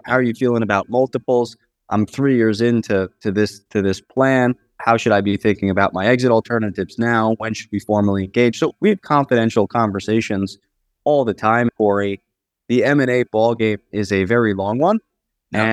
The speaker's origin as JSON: {"language": "English", "area": "Long Island", "region": "New York", "country": "United States", "tie": "born or raised there", "said": "I'm from New York, born and raised and schooled."}